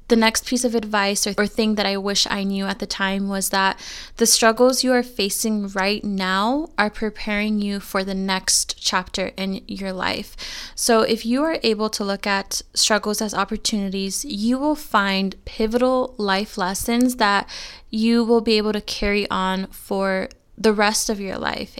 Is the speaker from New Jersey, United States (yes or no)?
no; California, United States; moved away as an adult; I am born and raised in California. I've lived there my entire life